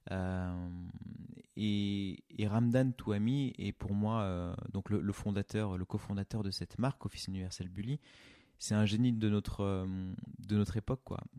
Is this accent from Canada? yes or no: no; Craponne, Auvergne-Rhône-Alpes, France; also born or lived in Tassin-la-Demi-Lune / Brittany / Oyonnax / Nantua; J'ai grandi dans plusieurs villes. Euh, je suis né à Lyon, enfin à Tassin-la-Demi-Lune exactement. Euh, j'ai grandi un petit peu à Craponne à l'époque. ensuite, on est parti en Bretagne. ensuite, on a vécu à Oyonnax, Nantua, enfin Nantua et puis Oyonnax.